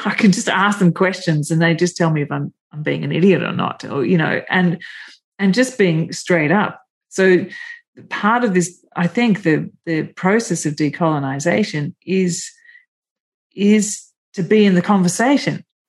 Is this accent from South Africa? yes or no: no; Melbourne, Victoria, Australia; But I was born in Melbourne